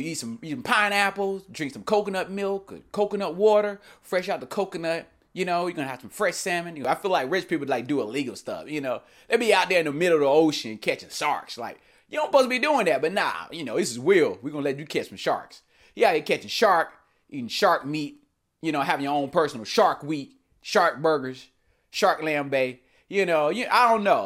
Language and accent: English; North Carolina, United States; moved away; also born or lived in Raleigh, North Carolina; my home state of North Carolina, and my old residence of Raleigh